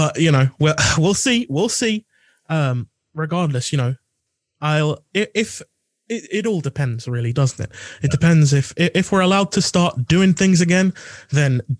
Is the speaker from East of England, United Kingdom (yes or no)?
yes; Essex, East of England, United Kingdom; I'm from Essex, which is considered less so